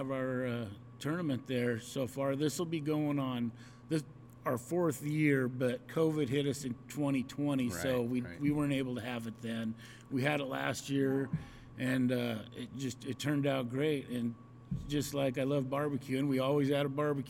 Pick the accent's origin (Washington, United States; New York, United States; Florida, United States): Washington, United States; Wenatchee; I was born and raised here in Wenatchee, Washington, went to Rock Island grade school, graduated Eastmont